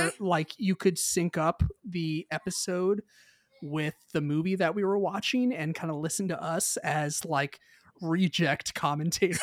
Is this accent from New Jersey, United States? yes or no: no; Mount Juliet, Tennessee, United States; I grew up in the Mount Juliet area